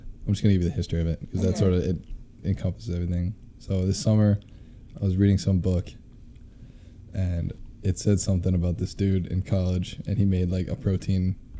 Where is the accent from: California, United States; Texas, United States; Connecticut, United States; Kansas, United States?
Kansas, United States; Kansas City